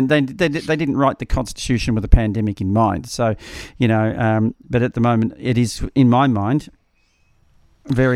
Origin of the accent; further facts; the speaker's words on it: Australia; I'm an Australian. I'm not a Victorian. I'm an Australian.